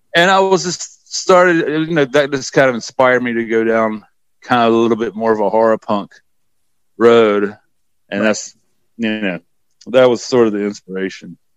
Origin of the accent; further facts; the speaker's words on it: the South, United States; also born or lived in New York; now in Transylvania, North Carolina, United States; I grew up in the Bible Belt and, you know, we were, you know, pretty, it was pretty oppressive growing up in the South